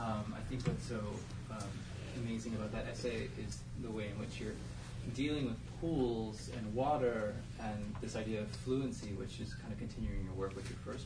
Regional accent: Phoenix, Arizona, United States; moved away; I come from Arizona, right, Phoenix, and it's all these swimming pools when you fly over, right?

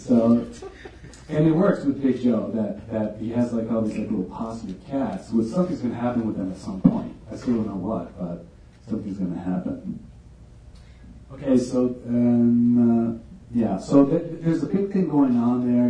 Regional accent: Tijuana, Baja California, Mexico; me growing up in Tijuana and Playas de Tijuana, which is the coastal area of Tijuana

